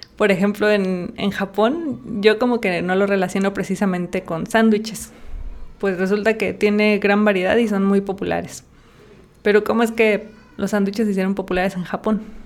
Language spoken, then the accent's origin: Spanish; Zinapécuaro, Michoacán, Mexico; yo soy de un pueblito en Michoacán que se llama Sinapecuero.